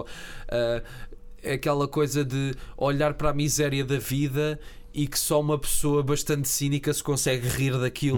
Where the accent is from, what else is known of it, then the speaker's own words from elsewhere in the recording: Portugal; eu sinto-me como português